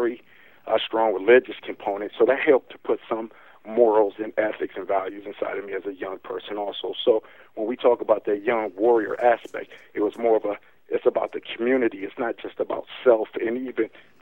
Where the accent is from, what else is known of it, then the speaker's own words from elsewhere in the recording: Milwaukee, Wisconsin, United States; I was born in Milwaukee, Wisconsin, where I'm at now. So I've been born and raised here my whole life.